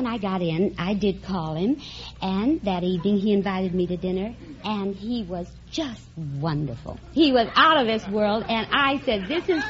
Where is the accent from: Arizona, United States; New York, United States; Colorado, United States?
Colorado, United States; Denver